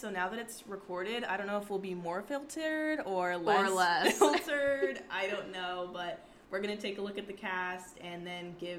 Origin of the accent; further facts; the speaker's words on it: Burbank, California, United States; we're two sisters from Burbank, California